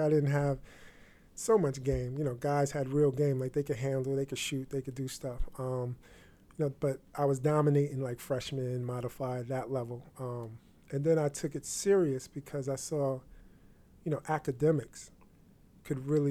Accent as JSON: {"language": "English", "town": "Peekskill", "region": "New York", "country": "United States", "said": "I'm from Peekskill, New York"}